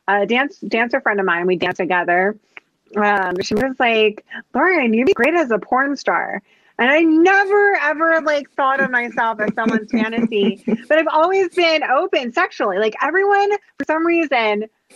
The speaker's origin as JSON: {"language": "English", "region": "New Jersey", "country": "United States", "said": "I'm from South Jersey"}